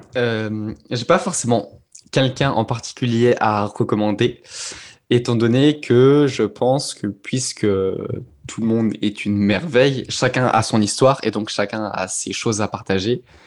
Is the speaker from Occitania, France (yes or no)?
no; Auvergne-Rhône-Alpes, France; j'ai grandi en Auvergne